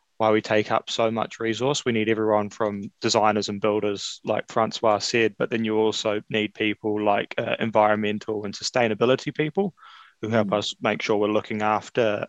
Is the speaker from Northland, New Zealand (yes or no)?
yes; Whangarei, Northland, New Zealand; I grew up in Whangarei. I went to school up there